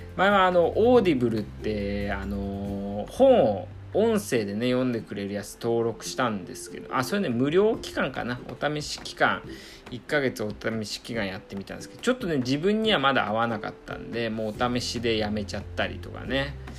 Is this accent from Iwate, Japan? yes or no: yes; Iwate, Japan; moved away; 僕のねあの地元の岩手もまあ、もちろんね東北なんで